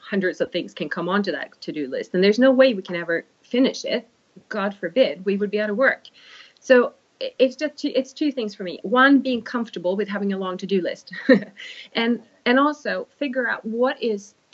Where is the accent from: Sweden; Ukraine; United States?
Sweden; English is a second language; now in United Kingdom; A bit of a Swedish Viking heritage